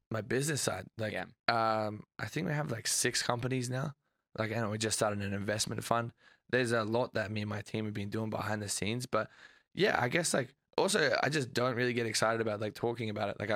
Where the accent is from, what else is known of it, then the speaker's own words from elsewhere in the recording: Australia; moved away as an adult; I'm Australian.